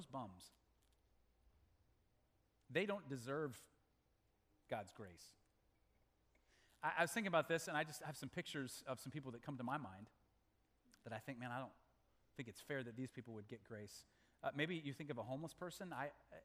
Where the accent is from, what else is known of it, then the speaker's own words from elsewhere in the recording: Malawi; moved away; I was born in Malawi, Africa